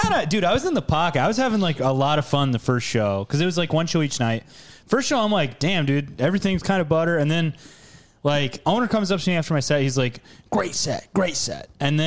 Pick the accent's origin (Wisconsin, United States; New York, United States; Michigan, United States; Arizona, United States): Wisconsin, United States; Chippewa Falls; I'm from Chippewa Falls.